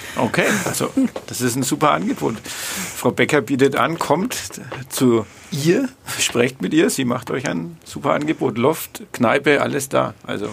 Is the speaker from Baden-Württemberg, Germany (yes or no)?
no; Bad Windsheim, Bavaria, Germany; ich komme aus Bad Windsheim